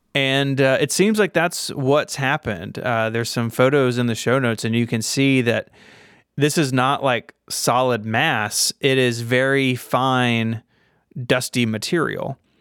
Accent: Memphis, Tennessee, United States; my hometown of Memphis

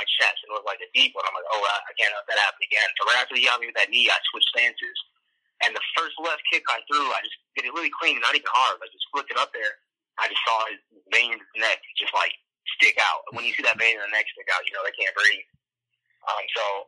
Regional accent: Chicago, Illinois, United States; we're in Chicago. So it was like all my hometown

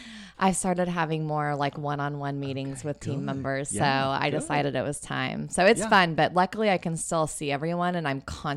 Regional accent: Missouri, United States; also born or lived in Fort Worth, Texas / New York / Austin, Texas; I was born in Fort Worth. We moved to Missouri during my childhood. Yeah. I actually ended up staying there all the way through college.

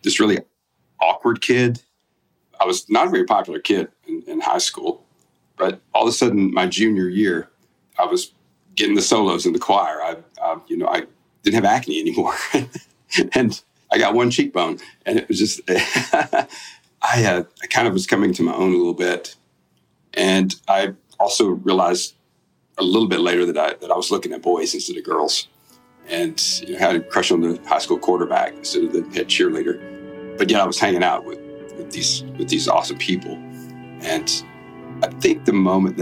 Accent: South Alabama, United States; I grew up in South Alabama.

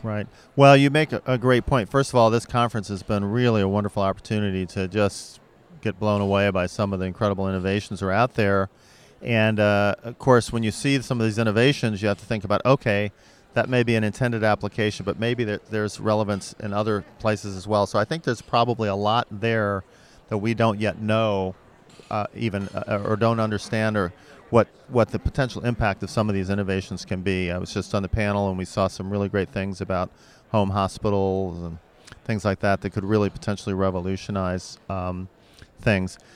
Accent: St. Louis, Missouri, United States; I'm from Saint Louis

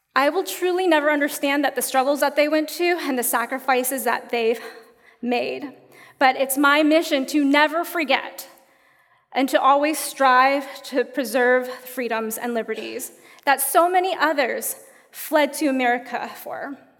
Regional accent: United States; growing up in the United States

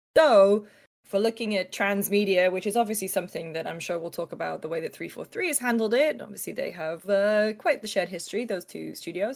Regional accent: United Kingdom; I'm British

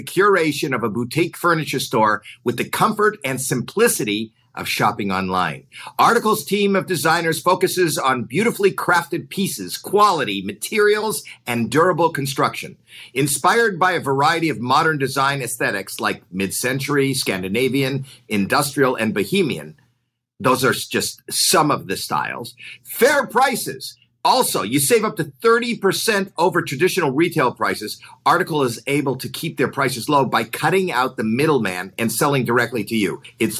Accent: Canada; Because I'm from Canada, we used to go camping and light a fire and make s'mores.

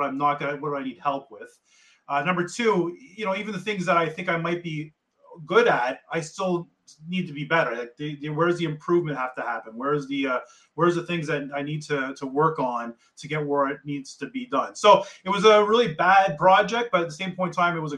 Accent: Kingston, Ontario, Canada; I grew up in Kingston.

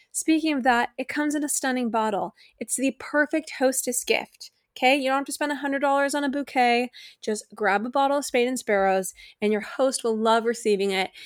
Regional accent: United States; as American citizens

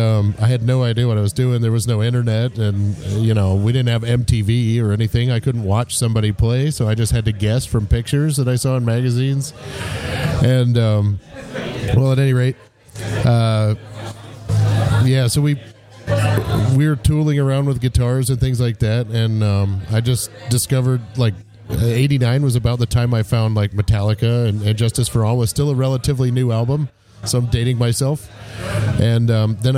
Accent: Iowa, United States; moved away as an adult; I grew up in Iowa

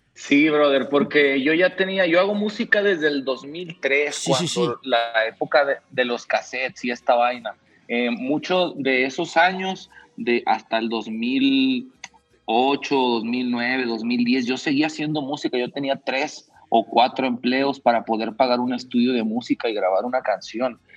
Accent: Mexico; yo como mexicano

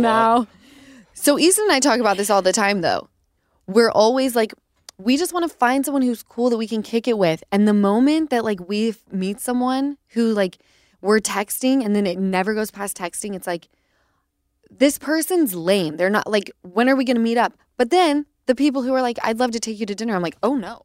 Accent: Utah, United States; moved away; I'm from Utah, like, we grew up on chain restaurants

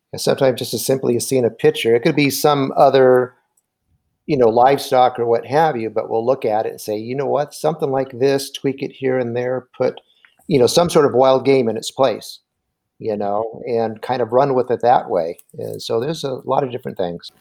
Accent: Anaheim, California, United States; moved away as an adult; now in Nebraska, United States; we're both from Southern California. I'm from Anaheim

